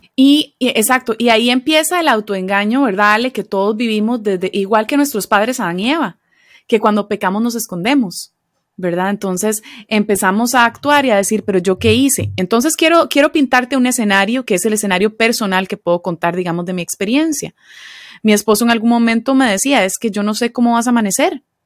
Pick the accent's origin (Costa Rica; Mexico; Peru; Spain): Costa Rica; accent: Costa Rican; moved away as an adult; now in Philadelphia, United States; soy de Costa Rica originalmente, aunque voy a decirlo con el rotacismo idiomático que decimos los costarricenses